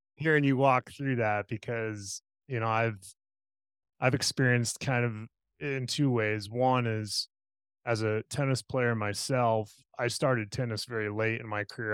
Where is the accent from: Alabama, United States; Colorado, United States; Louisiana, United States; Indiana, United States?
Colorado, United States; Parker; growing up in Parker myself, in the Pinery